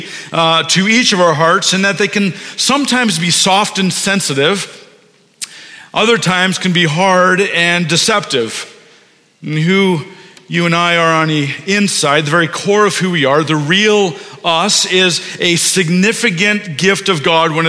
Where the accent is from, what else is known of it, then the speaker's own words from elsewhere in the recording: Maple, Ontario, Canada; we grew up in Maple, just on Keel